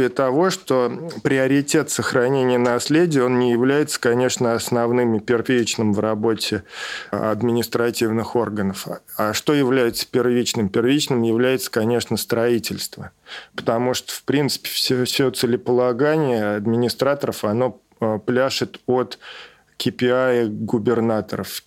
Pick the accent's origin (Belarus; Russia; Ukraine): Russia; Samara, Samara Oblast; И, в принципе, надо понимать, что действительно город разделен на Куйбышев и на Самару. Я из Куйбышева.